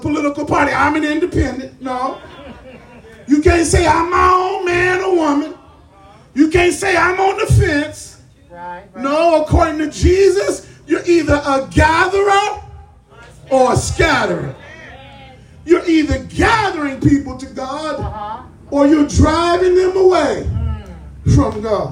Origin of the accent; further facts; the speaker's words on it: Los Angeles, California, United States; I was coming home from Henry Clay Junior High, the gangster's metropolis of South Central Los Angeles for middle schoolers